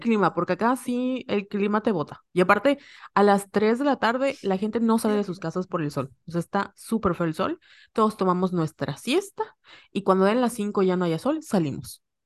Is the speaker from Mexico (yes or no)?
yes; Yucatán, Mexico; accent: Yucatecan; los yucatecos tenemos como una mala reputación de hablar chistoso